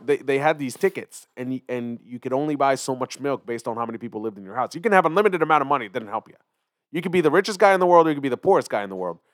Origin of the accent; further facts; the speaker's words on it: Philadelphia, Pennsylvania, United States; also born or lived in Israel; grew up in Philly